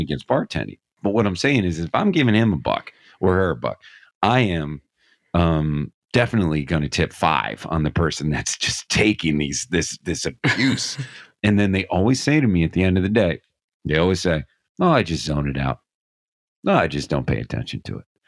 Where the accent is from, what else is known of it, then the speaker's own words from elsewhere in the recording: Scranton, Pennsylvania, United States; I'm from Scranton, Pennsylvania